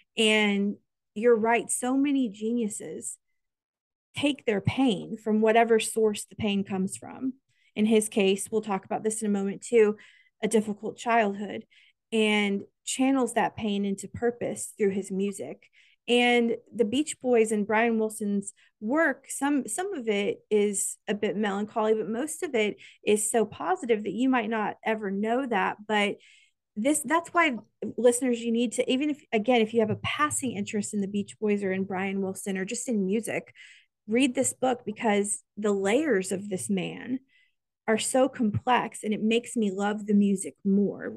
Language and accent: English; Kansas, United States; growing up in Kansas